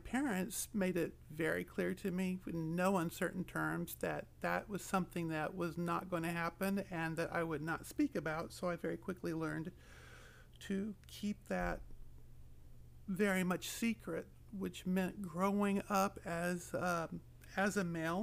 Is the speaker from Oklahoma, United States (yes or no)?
yes; Oklahoma, United States; moved away as an adult; now in Pacific Northwest, United States; I come from Oklahoma, from rural country. And I moved here probably about 3 years ago to get married, and I'm loving the Pacific Northwest